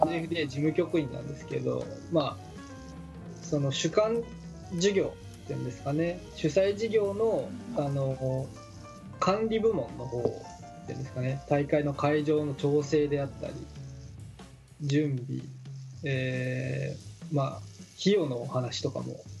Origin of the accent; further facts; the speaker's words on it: Shizuoka, Japan; 僕地元静岡なんですけど